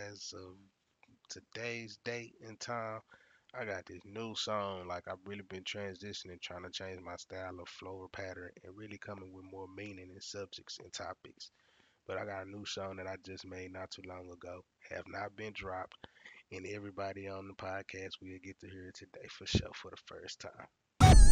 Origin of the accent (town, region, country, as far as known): Fort Worth, Texas, United States